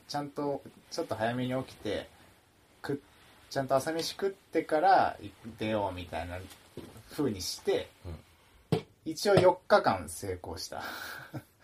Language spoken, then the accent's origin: Japanese; Okayama, Japan; moved away as an adult; 地元の岡山から引っ越してて